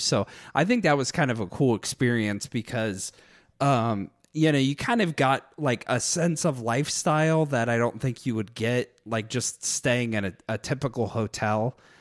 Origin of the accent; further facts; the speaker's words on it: United States; I was American